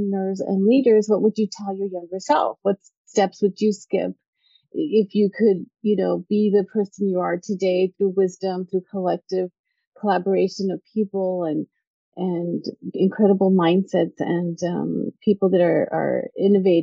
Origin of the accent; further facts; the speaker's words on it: El Paso, Texas, United States; I grew up in El Paso, Texas